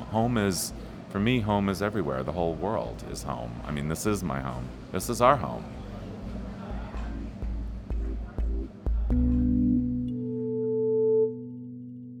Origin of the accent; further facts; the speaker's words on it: Ontario, California, United States; I was a little kid growing up in Ontario, California